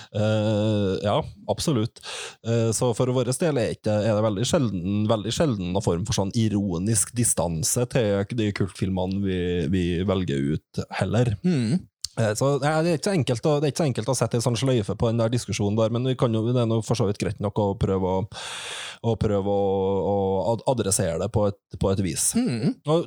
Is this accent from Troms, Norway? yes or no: no; Trondheim, Trøndelag, Norway; alle de her plassene som vi vokste opp med i, i Trondheim